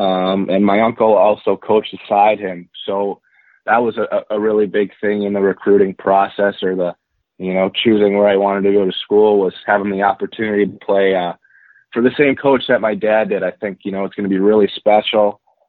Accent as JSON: {"language": "English", "town": "Boston", "region": "Massachusetts", "country": "United States", "tie": "born there", "also_born_or_lived": "New Jersey / Minnesota", "said": "I grew up in a lot of places. My dad played in the NHL for 17 years, so I was originally born in Boston, Massachusetts, and then made my way to New Jersey, Minnesota, lived there for a few years"}